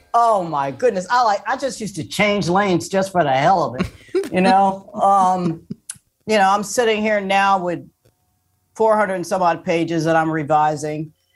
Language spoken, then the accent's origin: English; Port Huron, Michigan, United States; moved away; I grew up in Michigan